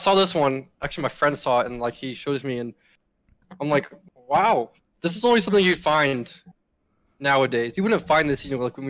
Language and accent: English; Arkansas, United States; being born in Arkansas and growing up in Arkansas